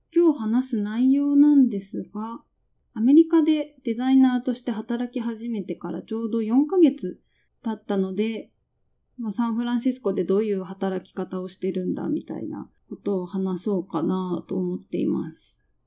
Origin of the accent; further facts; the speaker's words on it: Japan; moved away as an adult; now in San Francisco, United States; 今私がいる会社には日本人は私一人です